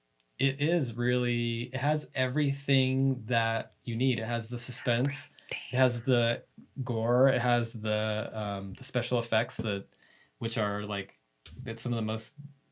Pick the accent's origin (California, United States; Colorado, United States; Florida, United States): California, United States; the Bay Area; I grew up in the Bay Area, not too far from Santa Cruz